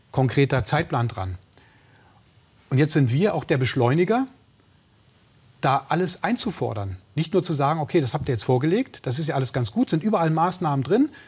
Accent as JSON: {"language": "German", "region": "Brandenburg", "country": "Germany", "said": "ich komme aus der Uckermark, dass die Uckermark auch komplett installiert wird, dass wir den, den, die Abwanderung aus dem ländlichen Raum auch stoppen."}